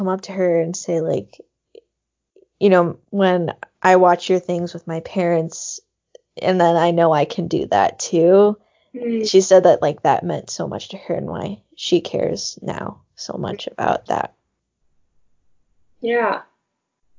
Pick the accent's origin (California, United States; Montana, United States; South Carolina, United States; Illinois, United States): Montana, United States; I'm from Montana.